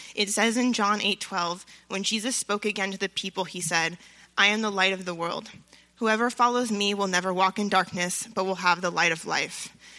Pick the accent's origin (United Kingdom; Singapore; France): France; also born or lived in Los Angeles; So I grew up in France and in Los Angeles